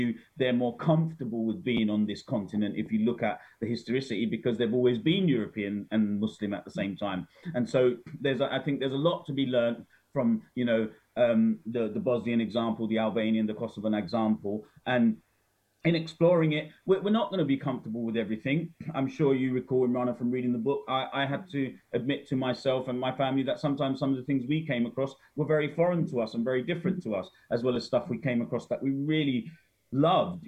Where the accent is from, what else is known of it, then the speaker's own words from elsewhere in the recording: United Kingdom; as a Brit